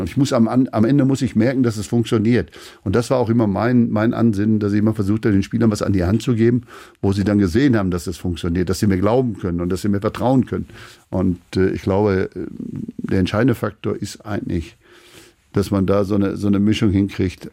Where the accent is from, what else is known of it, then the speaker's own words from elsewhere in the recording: Schleswig-Holstein, Germany; Wir sind ja Schleswig-Holsteiner.